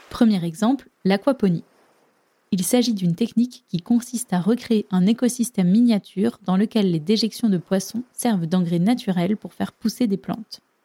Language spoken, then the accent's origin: French; France; chez nous, en France